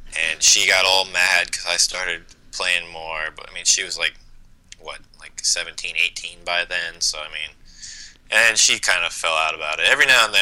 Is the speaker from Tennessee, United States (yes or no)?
no; New Jersey, United States; moved away as an adult; also born or lived in Iowa; now in Virginia Beach, United States; I grew up in South New Jersey, right mm-hmm. outside of Philadelphia. Lived there till I was 20